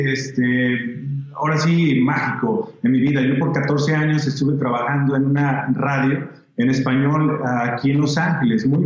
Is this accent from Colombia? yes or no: no; El Salvador; Ah, yo soy salvadoreño.